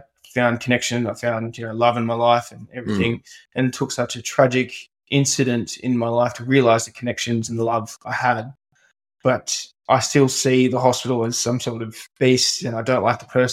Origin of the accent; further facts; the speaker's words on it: Newcastle, New South Wales, Australia; I was a big grommet growing up in Merriweather